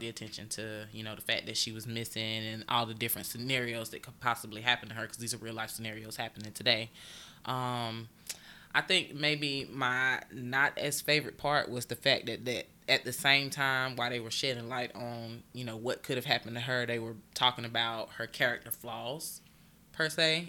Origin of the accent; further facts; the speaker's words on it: Augusta, Georgia, United States; moved away as an adult; I am originally from Augusta, Georgia, born and raised